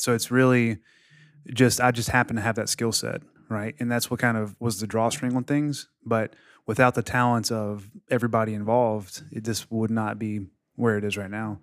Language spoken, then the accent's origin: English; Mississippi, United States; moved away as an adult; now in Florida, United States; I'm from Mississippi and I'm 33, 32.